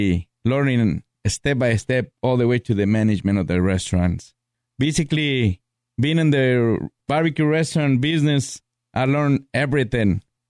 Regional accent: Zacatecas, Mexico; now in United States; I grew up in Mexico. Mm-hmm. It's a Zacatecas state. Very little town, you know, where basically you know everybody in that town.

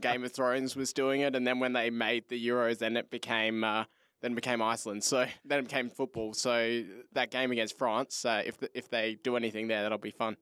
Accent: Australia; as an Australian football fan

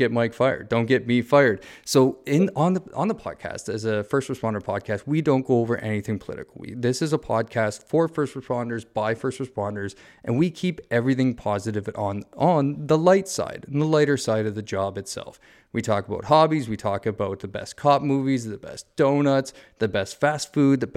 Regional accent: Southern Ontario, Canada; moved away; I grew up in Southern Ontario

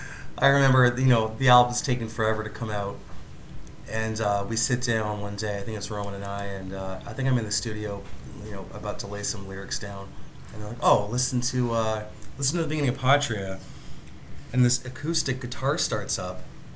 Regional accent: Ireland; That's true. Although we're both Irish.

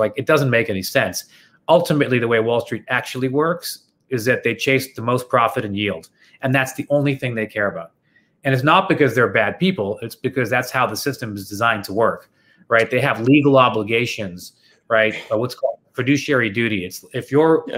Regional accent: Toronto, Ontario, Canada; I'm from Toronto

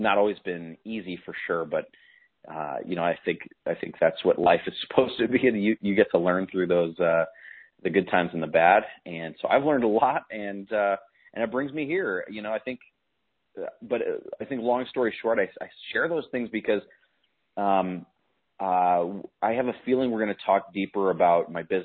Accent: Chicago, Illinois, United States; I grew up in Chicago. Inside the city

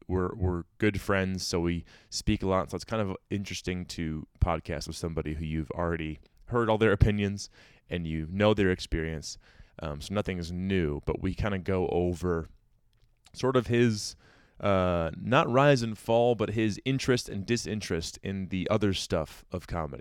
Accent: New York, United States; I'm in Denver still, heading towards Chicago and eventually back to my home state of New York.

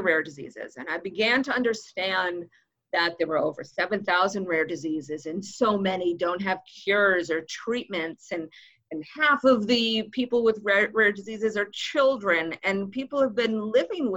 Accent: Boston, Massachusetts, United States; moved away; I'm originally from Boston

